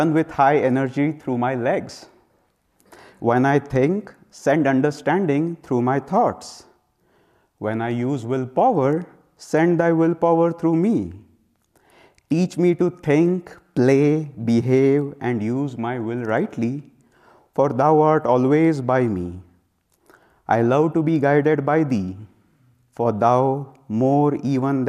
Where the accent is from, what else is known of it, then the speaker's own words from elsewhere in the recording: India; I come from India